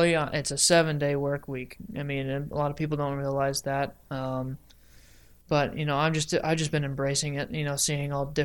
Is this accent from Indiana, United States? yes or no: yes; Evansville, Indiana, United States; I'm from Evansville, Indiana